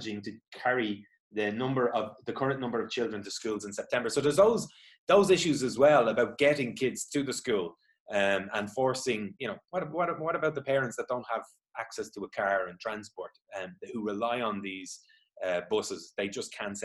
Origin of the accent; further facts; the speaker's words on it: Dublin, Leinster, Ireland; I'm from Dublin